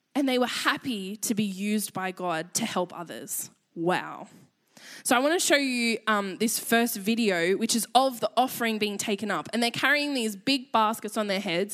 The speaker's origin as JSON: {"language": "English", "country": "Australia", "accent": "Aussie", "said": "I realized how Aussie my voice is"}